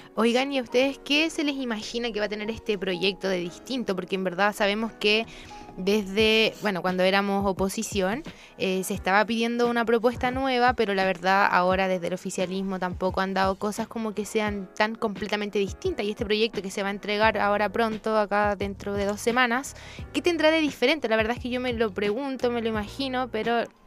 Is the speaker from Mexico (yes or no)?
no; Chile